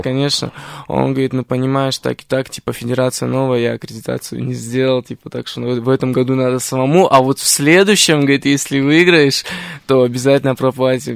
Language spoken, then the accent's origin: Russian; Tbilisi, Georgia; moved away; моя семья не из Армении, мы по национальности армяне, но мы из Тбилиси, как бы из Грузии